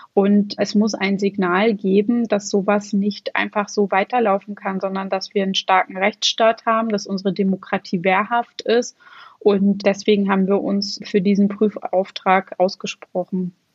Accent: Schwerin, Mecklenburg-Vorpommern, Germany; ich komme aus einem Bundesland, ich komme aus Schwerin und in Mecklenburg-Vorpommern

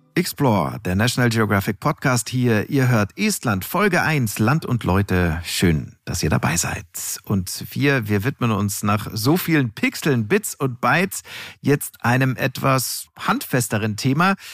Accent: Munich, Bavaria, Germany; als Münchner Kindel äh, bin ich mit diversen Überschlagschiffschaukeln auf dem Oktoberfest ja sozusagen groß geworden.

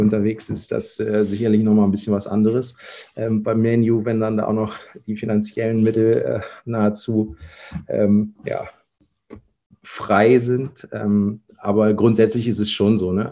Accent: North Rhine-Westphalia, Germany; moved away as an adult; now in Kiel, Germany; komme gebürtig aus Nordrhein-Westfalen. Bin da groß geworden

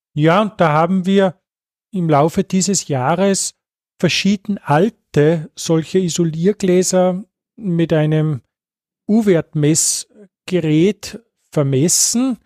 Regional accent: Salzkammergut, Austria; ich stamme jetzt aus dem Salzkammergut, wo wir diese schönen alten Fenster haben

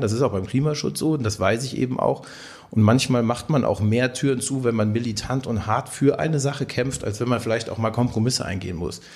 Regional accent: Lüneburg Heath, Lower Saxony, Germany; also born or lived in Ruhr area / Siegerland / Marburg; now in Siegen, Germany; gebürtig komme ich aus Norddeutschland, aus der Lüneburger Heide

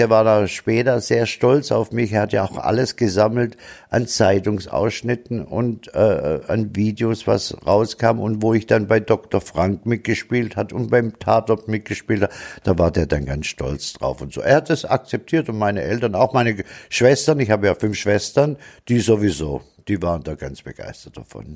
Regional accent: Tübingen, Baden-Württemberg, Germany; accent: Swabian; also born or lived in Stuttgart / Freiburg; now in Munich, Germany; gebürtig bin ich in Tübingen, bin dann nach Stuttgart, von Stuttgart nach Freiburg und von Freiburg nach München.

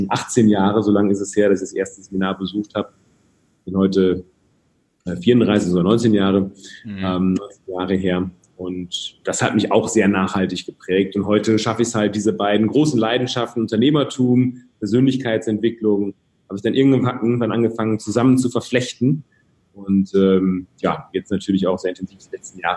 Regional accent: Rhede, North Rhine-Westphalia, Germany; Ich komme aus dem schönen Münsterland, ganz behütet aufgewachsen in einem 20.000 Einwohner, ja, Dorf ist

